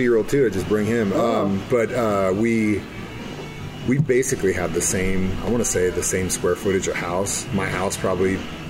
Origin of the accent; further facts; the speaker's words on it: United States; I know humidity because I'm from here. I grew up in Cape.